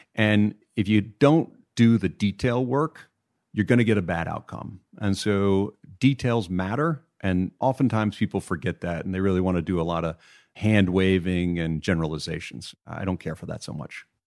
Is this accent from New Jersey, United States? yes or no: no; Beaumont, Texas, United States; also born or lived in Manhattan, New York; now in Connecticut, United States; where I grew up in Beaumont, Texas, we were all Boy Scouts.